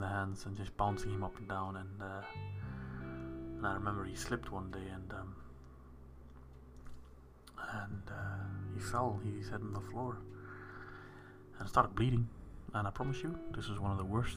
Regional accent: South Africa; I was from South Africa

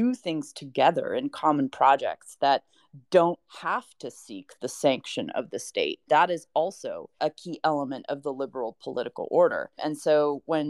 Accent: United States; I, as an American citizen

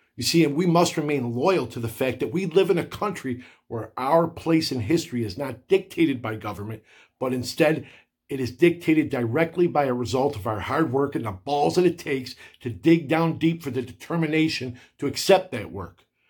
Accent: United States; I am so proud to identify as an American

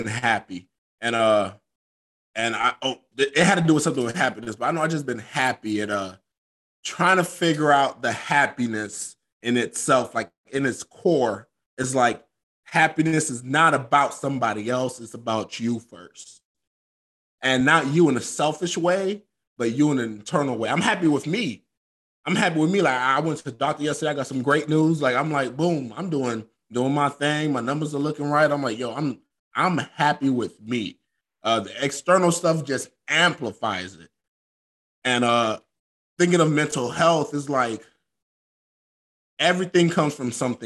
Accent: Florida, United States; moved away as an adult; I'm from Florida

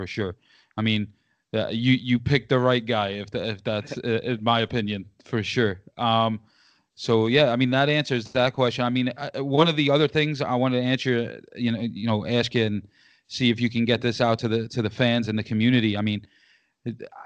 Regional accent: New York City, New York, United States; now in South Bend, United States; I'm originally from New York City

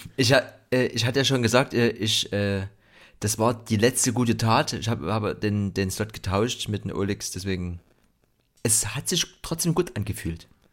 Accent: Dresden, Saxony, Germany; ich bin ja äh, im, im Block aufgewachsen, im Betonblock in Gorbitz

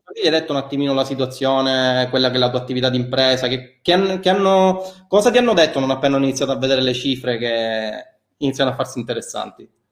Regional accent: Milan, Lombardy, Italy; accent: Milanese; il mio accento che si sente essere di Milano

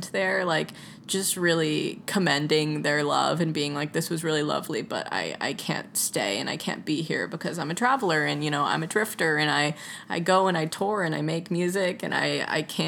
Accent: Atlanta, Georgia, United States; I grew up on hip hop. I'm from Atlanta. Like, I'm used to trap music

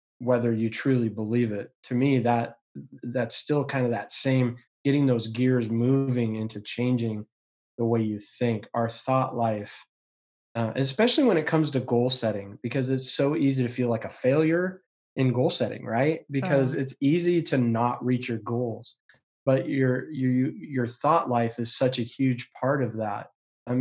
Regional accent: Yakima, Washington, United States; I've been growing up in Yakima

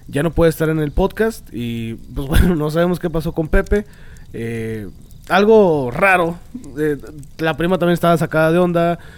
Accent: Monterrey, Nuevo León, Mexico

